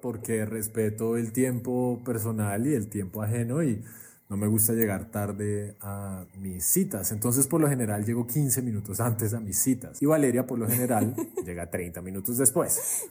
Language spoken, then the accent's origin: Spanish; Colombia; moved away; also born or lived in Cartagena / Miami; Yo salí de Colombia hace como 15 años